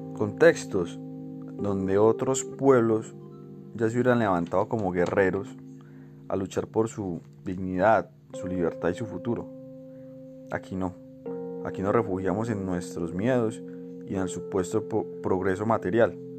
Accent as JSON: {"language": "Spanish", "country": "Colombia", "said": "Somos los colombianos un pueblo bravo que defiende su dignidad y su libertad"}